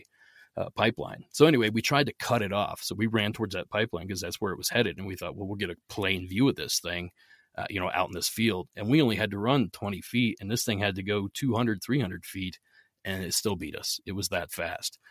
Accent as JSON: {"language": "English", "region": "Southeast Ohio", "country": "United States", "tie": "born or raised there", "said": "I grew up in Southeast Ohio. If you're familiar with the area, it's about halfway between Pittsburgh and Columbus"}